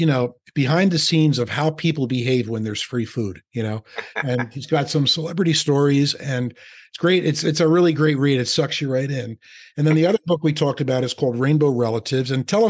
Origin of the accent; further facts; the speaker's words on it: Philadelphia, Pennsylvania, United States; now in New Jersey, United States; Just like I've been in New Jersey for 30 years, but I'll always be from Philadelphia